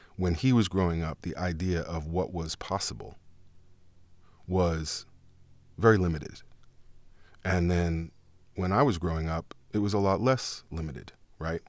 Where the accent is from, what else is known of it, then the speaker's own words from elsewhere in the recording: New York City, New York, United States; accent: Harlem; I'm from New York